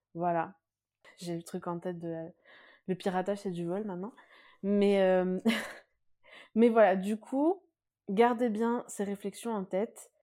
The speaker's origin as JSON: {"language": "French", "country": "France", "tie": "born or raised there", "said": "je suis moi-même aussi née et j'ai grandi en France"}